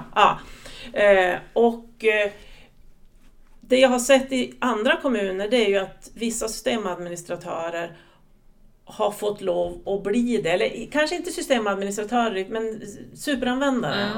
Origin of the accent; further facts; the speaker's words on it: southern Lapland, Sweden; accent: Norrland dialect; Kommer från en liten kommun i södra Lappland. Mm. Så att om någon tycker att jag pratar norrländska så kan det stämma